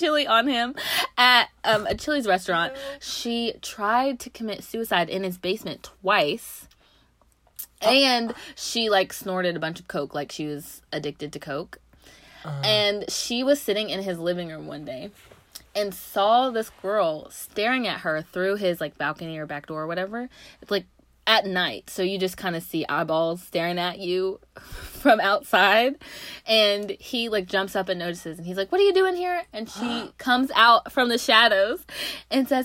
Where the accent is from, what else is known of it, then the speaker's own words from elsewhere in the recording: Knoxville, Tennessee, United States; moved away; I'm from Knoxville